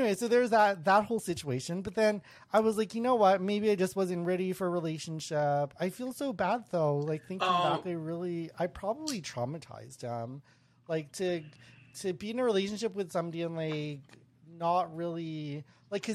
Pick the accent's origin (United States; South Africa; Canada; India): Canada; Winnipeg, Manitoba; moved away; I'm from Winnipeg. My whole family's from Winnipeg.